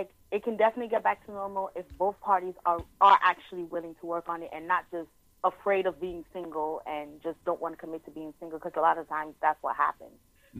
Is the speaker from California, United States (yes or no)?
no; New York City, New York, United States; I'm from Brooklyn.